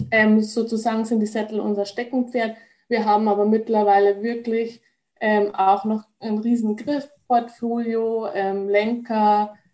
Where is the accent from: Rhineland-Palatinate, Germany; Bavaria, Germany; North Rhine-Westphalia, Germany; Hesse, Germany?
Bavaria, Germany; Rosenheim; ich komme eigentlich aus Rosenheim. Also ich glaube, viele kennen es, ist in der Nähe von München